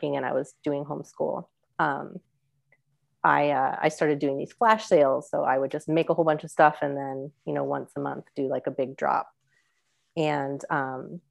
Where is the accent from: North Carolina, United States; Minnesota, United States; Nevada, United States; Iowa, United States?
Nevada, United States; Las Vegas; also born or lived in Wyoming / Tucson, Arizona; now in Ohio, United States; I grew up in Las Vegas